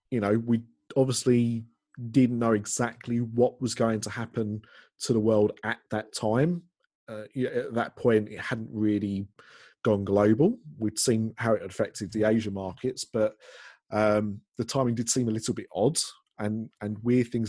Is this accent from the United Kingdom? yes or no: yes; United Kingdom; we're British